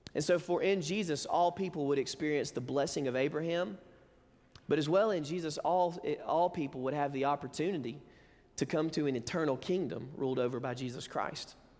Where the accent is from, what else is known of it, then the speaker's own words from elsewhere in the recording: Alabama, United States; moved away; we grew up in Alabama